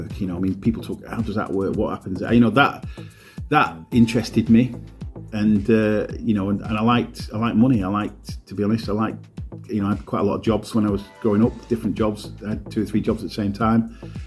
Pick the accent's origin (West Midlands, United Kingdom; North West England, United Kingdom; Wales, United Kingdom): North West England, United Kingdom; Morecambe; also born or lived in Heysham / London / Lancaster / Galgate; I grew up on Balmoral Road in the West End